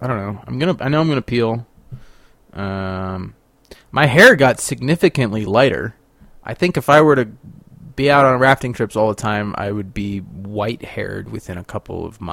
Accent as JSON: {"language": "English", "town": "Sacramento", "region": "California", "country": "United States", "moved": "yes", "lives_now": "Paonia, United States", "said": "I guess I'm from Sacramento."}